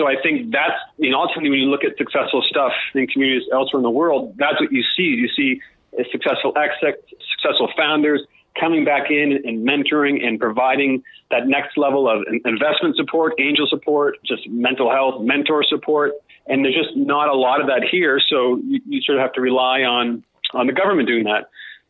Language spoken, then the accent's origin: English; Australia; I think a lot of it actually has to come with, you know, being Australian and being in this part of the world and that whole tyranny of distance.